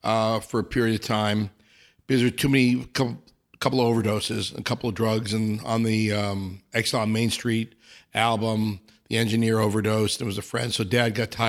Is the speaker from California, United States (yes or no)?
yes; Los Angeles, California, United States; I grew up in Encino.